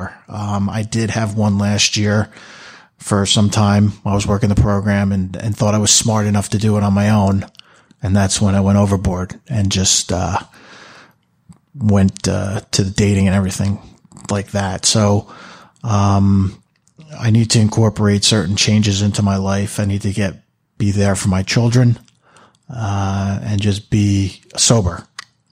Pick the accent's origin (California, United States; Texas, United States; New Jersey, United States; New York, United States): New Jersey, United States; Manalapan; I'm from Manalapan, New Jersey.